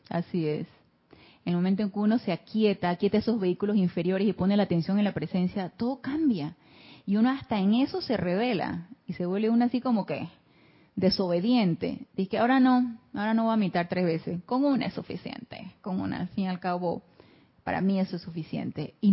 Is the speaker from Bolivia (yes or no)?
no; Mazatlán, Sinaloa, Mexico; Buenas tardes, soy de Mazatlán, Sinaloa.